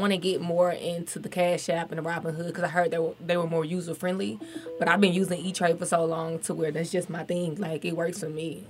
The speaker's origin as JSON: {"language": "English", "region": "Alabama", "country": "United States", "moved": "as an adult", "lives_now": "Atlanta, United States", "said": "I'm from Alabama, so it's a very small town"}